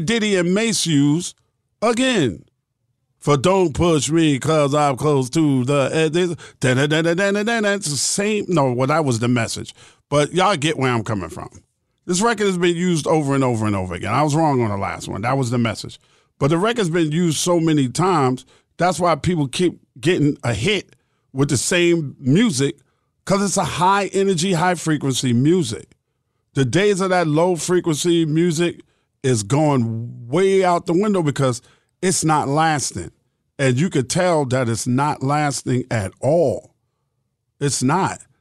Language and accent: English; New York City, New York, United States; I was born and raised in New York City